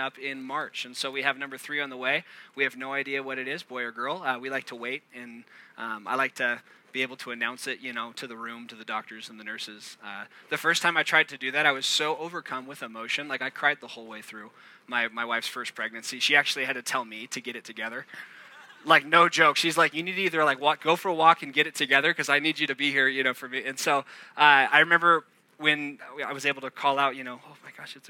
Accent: Orange County, Southern California, United States; I'm from Southern California, down in Orange County. I live in San Clemente

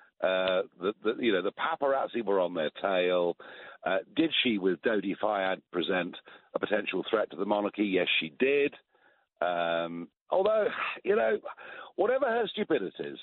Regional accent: United Kingdom; accent: British; my British accent

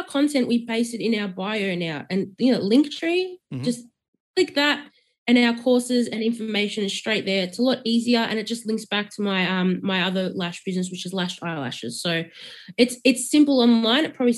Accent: Melbourne, Victoria, Australia; I'm from Melbourne, so I'm not from Sydney.

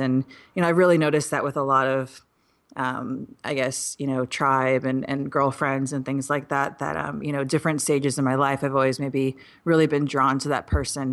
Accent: Midwest, United States; I'm from the Midwest

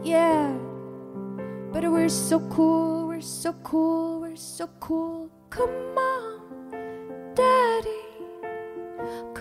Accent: New York City, New York, United States; as a New Yorker

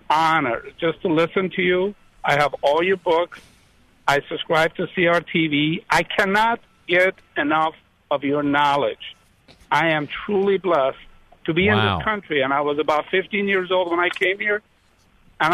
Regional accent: Iran; now in Chicago, United States; I was born and raised a Muslim, a Shiite Muslim. I come from Iran.

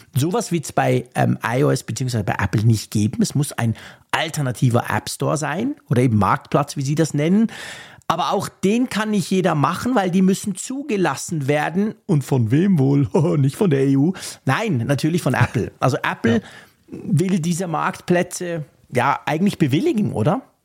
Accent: Switzerland; mich als Schweizer

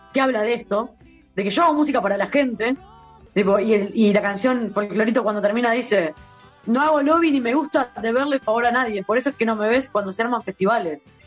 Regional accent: Uruguay; Cuando yo nací acá

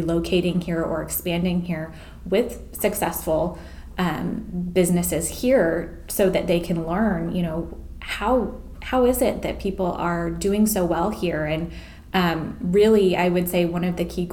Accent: Carbondale, Illinois, United States; moved away as an adult; I was born and raised in Carbondale

